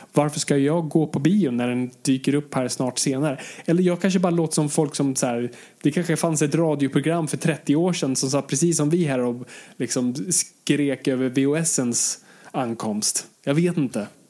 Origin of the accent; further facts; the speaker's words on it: Sweden; jag är fortfarande svensk